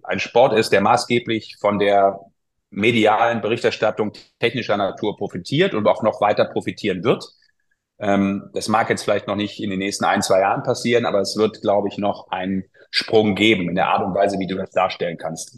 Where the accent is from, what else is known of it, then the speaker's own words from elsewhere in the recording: Düsseldorf, North Rhine-Westphalia, Germany; als Düsseldorfer